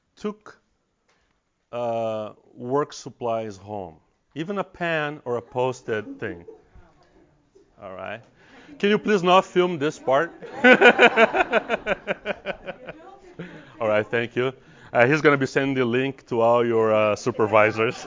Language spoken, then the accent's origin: English; Brazil; English is a second language; moved away as an adult; also born or lived in Salt Lake City, United States / San Diego, United States / Los Angeles, United States; now in United States; I have an accent. I'm, I'm from Brazil. I'm Brazilian.